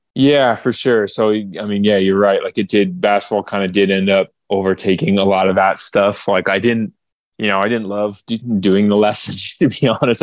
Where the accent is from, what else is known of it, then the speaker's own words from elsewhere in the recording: Okotoks, Alberta, Canada; moved away as an adult; also born or lived in Calgary, Alberta; now in Toronto, Canada; I grew up in Calgary, uh, Calgary, Alberta, Canada. Um, actually, in a town called Okotoks